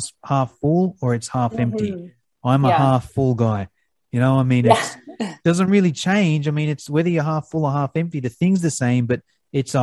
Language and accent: English; Australia; I'm from Australia